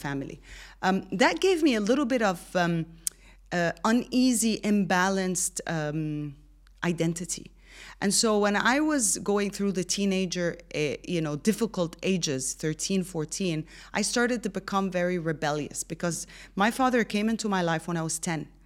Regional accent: Egypt; now in Dubai, United Arab Emirates; born and raised in Egypt, but I've lived, studied, and worked in more than seven countries

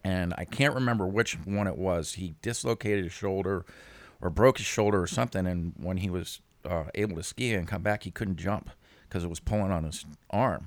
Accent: Jupiter, Florida, United States; I grew up in, uh, Jupiter, Florida

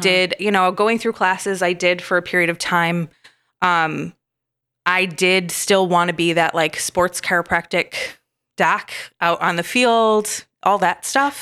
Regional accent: Michigan, United States; I grew up in Michigan

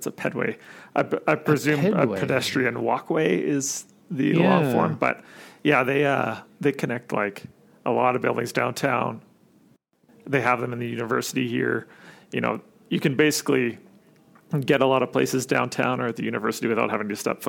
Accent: Sherwood Park, Alberta, Canada; Born and raised more or less. Like there's a a small town just outside of Edmonton. Well, it's not that small. There's like 90,000 people in it now, but it's called Sher Park.

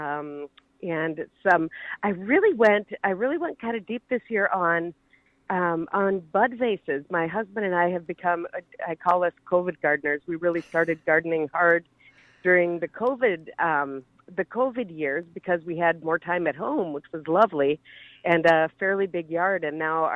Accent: Minneapolis, Minnesota, United States; moved away as an adult; now in Indiana, United States; I'm Minnesota born and raised. I was born and raised in Minneapolis

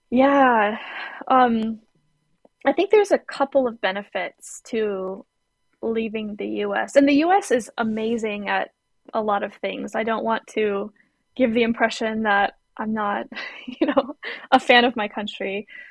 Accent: United States; being American too. I I rely on my employment for health insurance

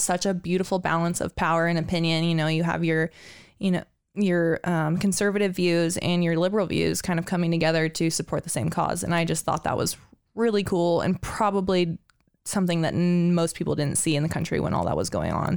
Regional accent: Coeur d'Alene, Idaho, United States; I've lived in Coeur d'Alene almost my whole life

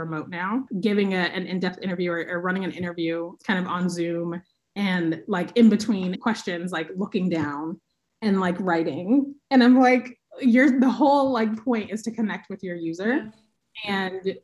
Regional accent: Oakland, California, United States; I'm from Oakland. I live here now. I love my city.

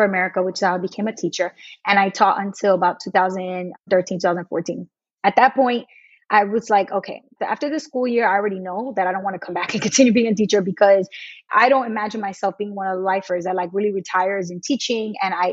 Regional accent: New York, United States; I'm from New York and I knew the school system well

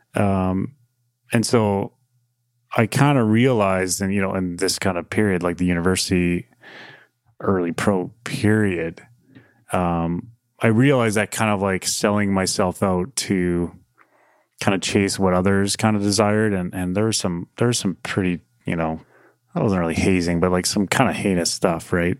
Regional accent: near Calgary, Alberta, Canada; just growing up near Calgary

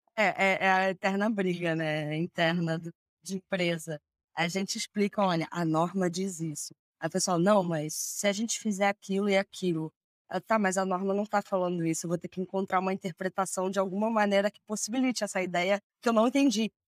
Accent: Rio de Janeiro, Brazil; moved away as an adult; now in São Paulo, Brazil; Eu sou do Rio

